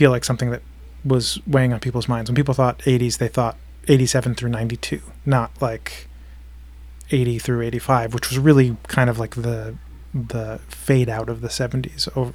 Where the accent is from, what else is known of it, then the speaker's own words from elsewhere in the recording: Delaware, United States; Ty and I grew up together in Delaware since we've known each other since we were about 6 or 7.